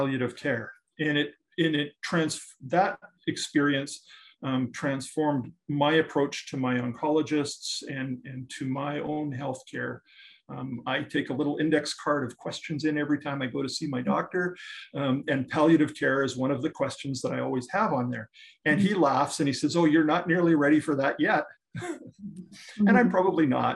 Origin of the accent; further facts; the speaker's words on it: northern Saskatchewan, Canada; also born or lived in Scotland / Panama; I was born in Scotland. My parents came to Canada when I was five and brought me along with, thank heavens. And then I grew up in northern Saskatchewan.